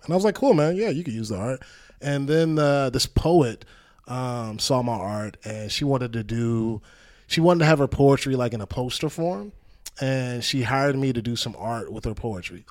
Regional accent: Hampton, Virginia, United States; born or raised there; moved away as an adult; now in Los Angeles, United States

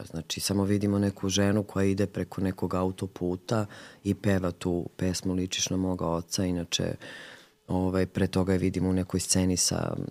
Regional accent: Valjevo, Šumadija and Western Serbia, Serbia; I ona je isto rodom iz Valjeva

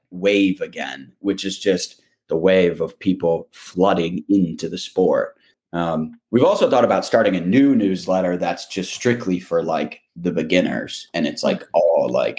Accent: Michigan, United States; moved away as an adult; also born or lived in New York; coming back home to Michigan and just kind of like walking around my hometown

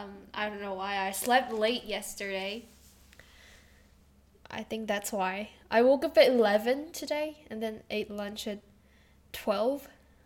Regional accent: South Korea; moved away; I'm from South Korea, and I've lived in Korea for like more than 10 years, and and I'm here again. I've been here for like 4 years now.

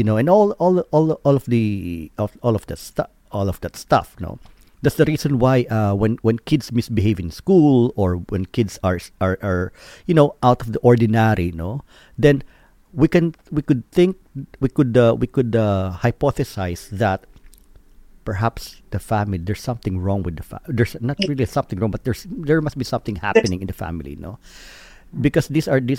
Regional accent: Philippines; us Filipinos

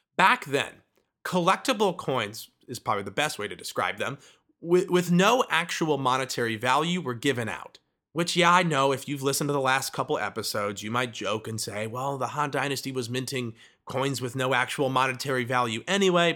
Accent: Midwest, United States; I am from the Midwest

